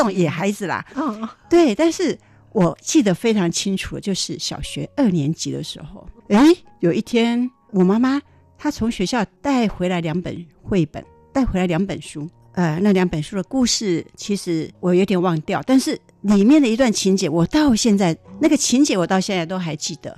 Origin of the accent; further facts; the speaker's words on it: southern Taiwan, Taiwan; moved away as an adult; 我其实是在台湾的国际之南，非常乡下， 非常乡下， 非常乡下的乡下地方长大的